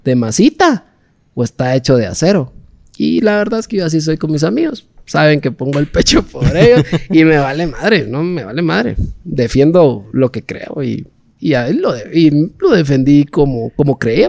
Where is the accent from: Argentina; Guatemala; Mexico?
Guatemala; Yo, yo soy guatemalteco, no soy guatemalteco de la capital sol, no, soy de guatemalteco de los veintitanates de departamentos que nosotros tenemos